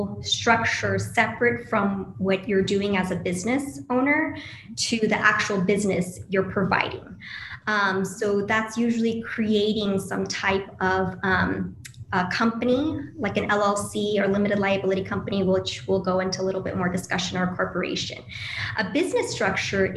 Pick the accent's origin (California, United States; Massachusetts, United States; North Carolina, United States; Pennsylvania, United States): California, United States; Los Angeles; also born or lived in Bangladesh; grew up in Los Angeles, California, but I was actually born in a country called Bangladesh